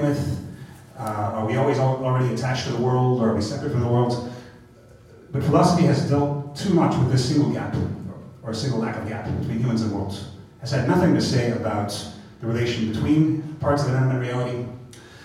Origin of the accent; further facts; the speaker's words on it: United States; moved away as an adult; this is my first time back in my home country, the United States, in over 3 years.